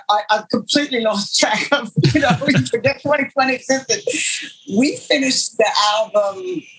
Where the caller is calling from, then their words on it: Los Angeles, California, United States; I'm here in Los Angeles, where it's very hot at the moment.